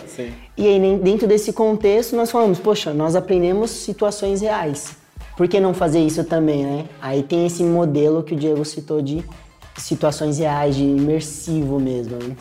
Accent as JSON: {"language": "Portuguese", "country": "Brazil", "also_born_or_lived": "England"}